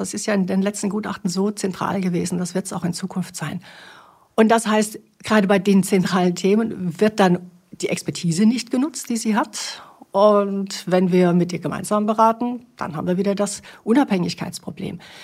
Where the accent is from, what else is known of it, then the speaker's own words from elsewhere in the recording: Baden-Württemberg, Germany; moved away; also born or lived in Bavaria; Ich komme aus Baden-Württemberg